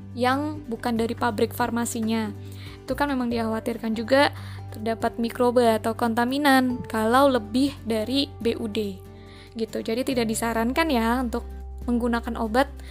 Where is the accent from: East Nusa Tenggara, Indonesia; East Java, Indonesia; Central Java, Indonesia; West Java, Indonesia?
Central Java, Indonesia; Ngapak; accent: medok, ngapak; saya juga memang asli orang ngapak